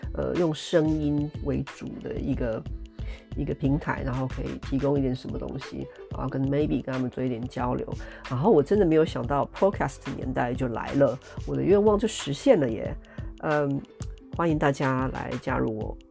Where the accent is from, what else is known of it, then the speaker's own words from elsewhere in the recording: Taiwan; now in United Kingdom; 我本来是台湾人，但是我现在是台湾人，也是英国人